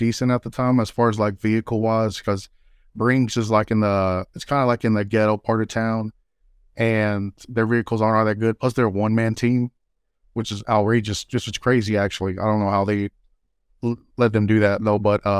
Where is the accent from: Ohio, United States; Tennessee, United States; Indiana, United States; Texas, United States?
Texas, United States; born there; Oh, I was born here in West Texas. I don't want to name the particular town.